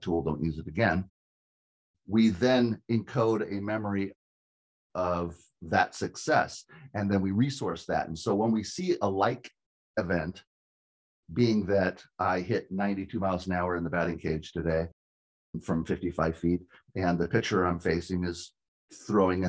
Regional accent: California, United States; moved away as an adult; also born or lived in Washington; I'm from California, but I lived and worked in Washington for 20 years training hitters

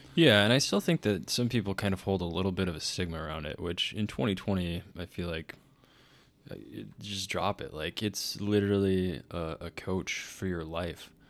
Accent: Texas, United States; moved away as an adult; also born or lived in Dallas, Texas; Growing up in Minnesota, Texas

